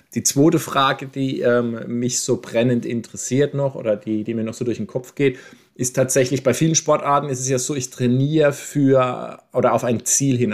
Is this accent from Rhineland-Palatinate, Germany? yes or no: yes; Landau, Rhineland-Palatinate, Germany; ich bin ja der einzige gebürtige Landauer von uns dreien hier